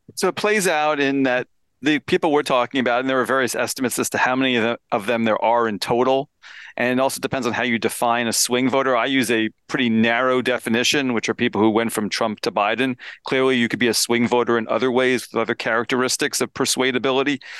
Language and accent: English; Pennsylvania, United States; my home state of Pennsylvania